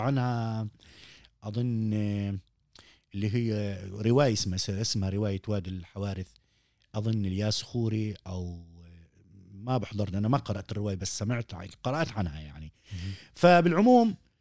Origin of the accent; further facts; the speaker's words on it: Palestine; عندنا في فلسطين